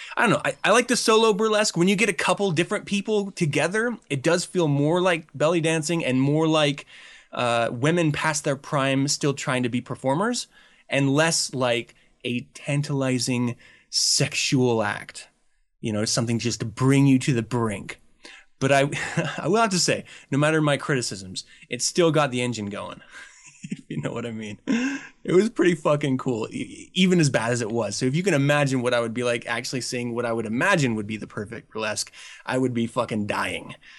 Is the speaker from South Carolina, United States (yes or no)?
no; Utah, United States; I really loved about growing up in Utah